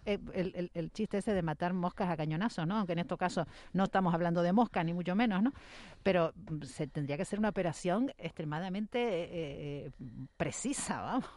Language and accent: Spanish; Spain; en España España eh, somos tan ineptos con el inglés